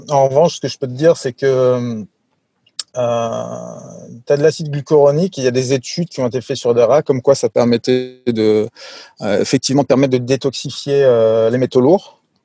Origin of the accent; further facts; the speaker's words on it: France; also born or lived in Sweden; je suis moitié suédois, moitié français. En fait, j'ai grandi en, en, France, mais je suis né en Suède.